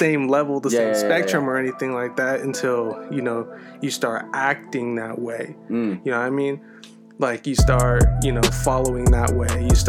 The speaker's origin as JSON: {"language": "English", "town": "Paso Robles", "region": "California", "country": "United States", "tie": "born or raised there", "also_born_or_lived": "San Francisco Bay Area, California", "said": "I grew up in the Bay until like I was like maybe one, two or anything like something like that. And then I moved to Paso."}